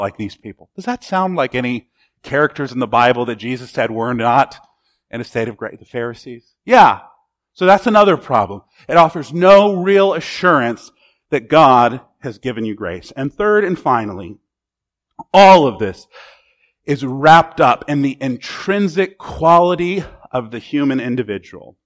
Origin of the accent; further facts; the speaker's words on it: United States; As an American